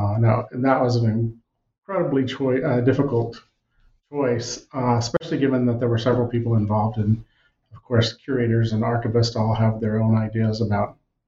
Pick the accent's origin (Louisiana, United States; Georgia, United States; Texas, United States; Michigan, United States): Texas, United States; now in Montana, United States; I came 36 years ago thinking I'd stay a year or two. I'm from Texas originally, always loved history, always wanted to come to Montana.